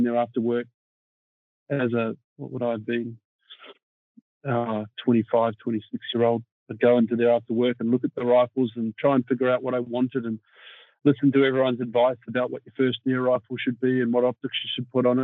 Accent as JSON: {"language": "English", "country": "New Zealand", "tie": "born or raised there", "said": "I was born in New Zealand"}